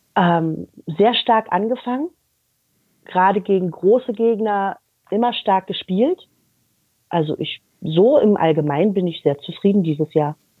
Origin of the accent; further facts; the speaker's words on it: Berlin, Germany; moved away as an adult; now in Düren, Germany; ich bin in Berlin geboren. Ich habe 21 Jahre in Berlin gelebt und bin mit Hertha aufgewachsen